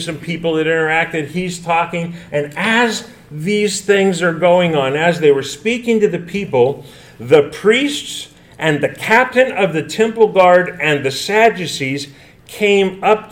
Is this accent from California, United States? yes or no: yes; California, United States; I come from California